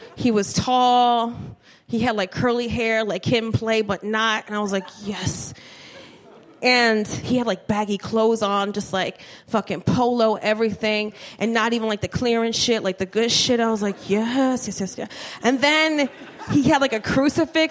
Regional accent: Trenton, New Jersey, United States; moved away as an adult; also born or lived in Miami; I'm from Trenton

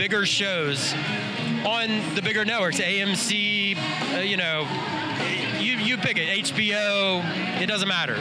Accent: Driftwood, Texas, United States; I'm from Driftwood, Texas

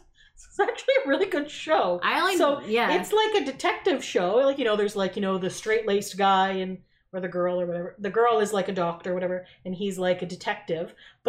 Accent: Canada

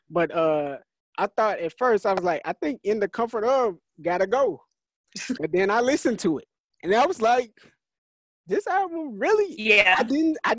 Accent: St. Louis, Missouri, United States; Yes, and I'm from St. Louis.

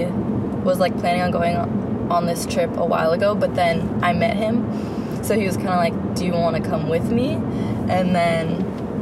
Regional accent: Fremont, California, United States; born and raised in Fremont

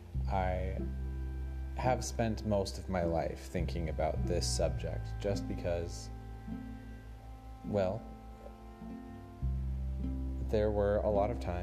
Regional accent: Anchorage, Alaska, United States; moved away as an adult; now in Seattle, United States; I was born and raised in Alaska, in Anchorage, which is the biggest city in Alaska

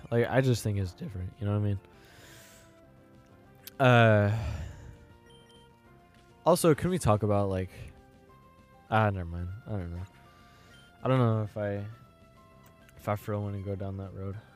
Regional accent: Ireland; I'm Irish and and uh, I know in Ireland uh Britain Britain, Ireland, Brit, the British and Irish, they have beef

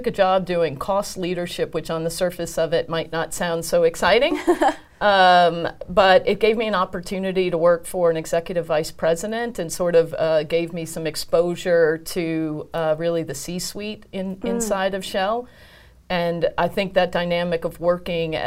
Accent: United States; being an American woman

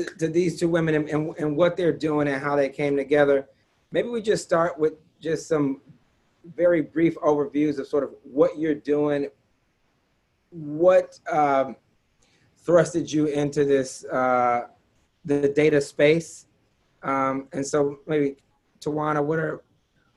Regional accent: Detroit, Michigan, United States; born and raised in Detroit

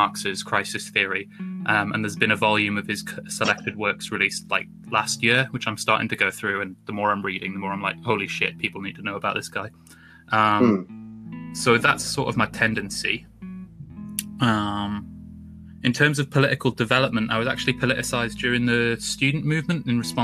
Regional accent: Newcastle upon Tyne, North East England, United Kingdom; moved away as an adult; now in Birmingham, United Kingdom; I'm from the northeast of England originally, from Newcastle

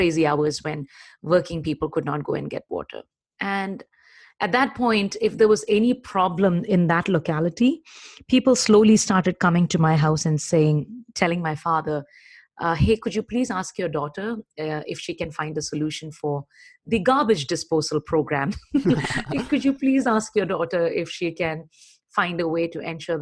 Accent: Chennai, Tamil Nadu, India; also born or lived in Kerala; I was born in Kerala, southernmost tip of the Indian Peninsula, but brought up in Chennai. All my growing up happened in Chennai, erstwhile Madras.

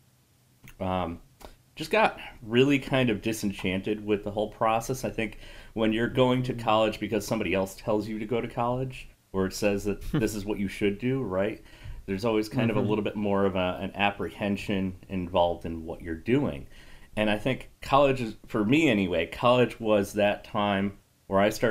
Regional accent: Connecticut, United States; I originally grew up in Connecticut

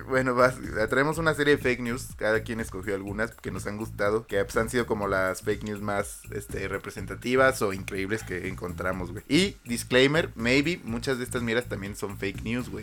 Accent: Mexico

